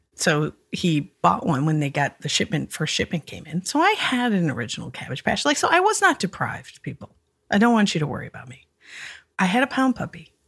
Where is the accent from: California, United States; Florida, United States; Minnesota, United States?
Minnesota, United States; as a Minnesotan